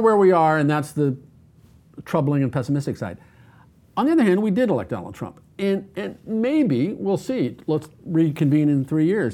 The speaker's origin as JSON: {"language": "English", "country": "United States", "said": "I'm an American"}